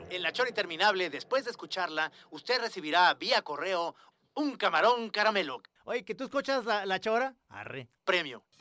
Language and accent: Spanish; Guadalajara, Jalisco, Mexico; Bueno, yo soy tapatío.